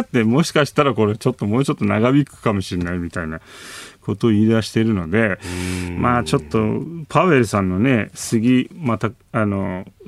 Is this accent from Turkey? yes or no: yes; Istanbul, Turkey; Japanese is a second language; now in Japan; 実際自分の実家がそこにあるので